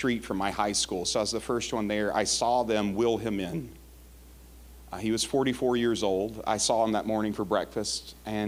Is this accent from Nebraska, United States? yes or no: no; Jackson, Mississippi, United States; I'm from Jackson, Mississippi